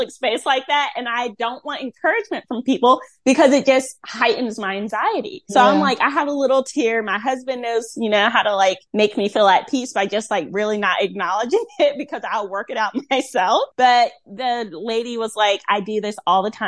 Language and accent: English; Rocky Mount, North Carolina, United States; now in Tampa, United States; my hometown, Rocky Mount.